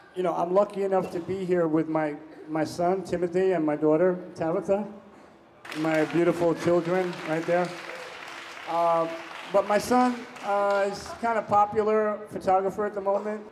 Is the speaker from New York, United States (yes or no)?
yes; New York, United States; Growing up in New York, uh, was a high school student